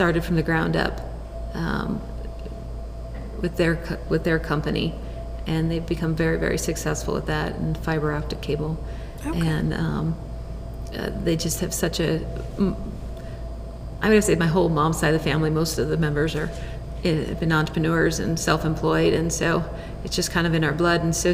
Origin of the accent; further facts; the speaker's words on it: Boulder, Colorado, United States; I grew up in the Boulder area, so that's a little bit of home for me.